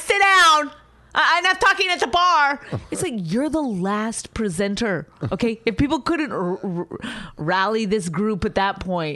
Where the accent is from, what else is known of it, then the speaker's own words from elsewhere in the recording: Canada; moved away; I'm Canadian